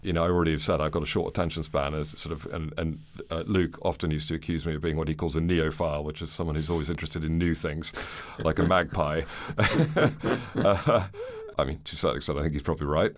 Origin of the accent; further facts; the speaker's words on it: London, United Kingdom; also born or lived in New York, United States / Guangzhou, China / Manila, Philippines; I was born in New York, moved to London when I was eight. My parents are American. I went to school here all the way through and university